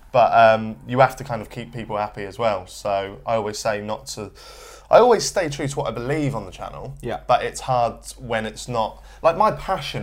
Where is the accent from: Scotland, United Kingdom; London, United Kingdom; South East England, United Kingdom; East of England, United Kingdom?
East of England, United Kingdom; Norwich; I'm from Norwich